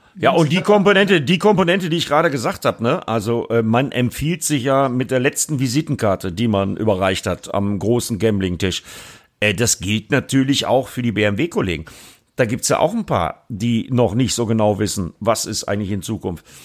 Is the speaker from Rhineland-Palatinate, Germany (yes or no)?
no; Bremen, Germany; für mich als Bremer